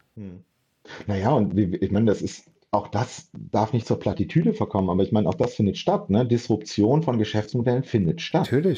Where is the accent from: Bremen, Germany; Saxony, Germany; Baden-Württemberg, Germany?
Bremen, Germany; moved away as an adult; also born or lived in Frankfurt; ich bin nach ähm, über zehn Jahren in Frankfurt äh, wieder nach Bremen zurückgezogen, meine Heimatstadt